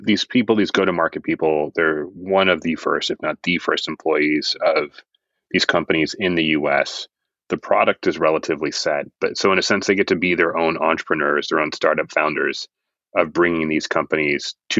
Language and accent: English; United States; as an American